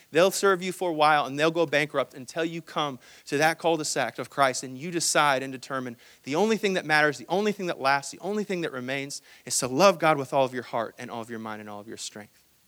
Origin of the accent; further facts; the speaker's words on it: Hong Kong; moved away; I'm actually from Hong Kong